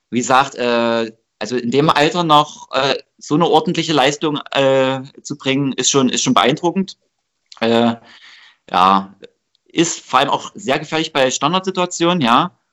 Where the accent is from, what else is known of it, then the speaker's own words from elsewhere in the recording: Delitzsch, Saxony, Germany; also bei uns in Delisch gab es so einen tollen Käfig, äh, das war so ein, so ein Steinplatz, ja, äh, da haben wir immer gebolzt